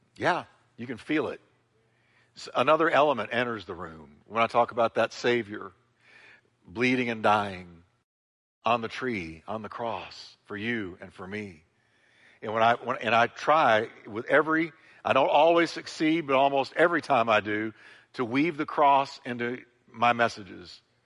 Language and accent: English; United States; As an American, I'm subject to American laws